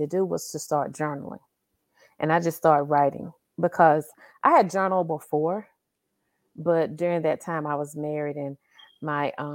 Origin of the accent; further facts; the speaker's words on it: Carthage, Mississippi, United States; also born or lived in Louisville, Kentucky; Born and raised in Carthage, Mississippi, which is smack dab in the middle of Mississippi.